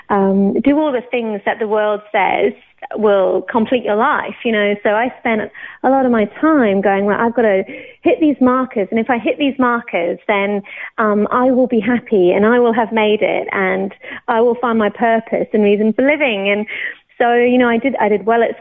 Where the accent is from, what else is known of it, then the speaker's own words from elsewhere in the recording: Banchory, Scotland, United Kingdom; also born or lived in Newcastle / Oxford; now in Australia; I'm not Australian. I was born in the UK. I was actually born in Newcastle, um, brought up in Oxford for until I was about 10, and then we moved up to Scotland.